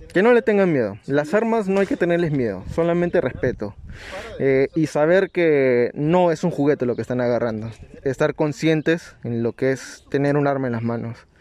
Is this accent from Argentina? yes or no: no; Nazca, Ica, Peru; moved away; yo soy de Nazca, no, en Nazca no hay muchos polígonos.